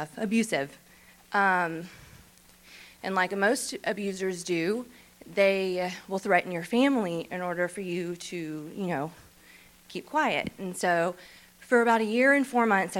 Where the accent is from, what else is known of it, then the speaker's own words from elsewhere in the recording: Shreveport, Louisiana, United States; I'm from Shreveport. So I grew up in Shreveport, raised in Shreveport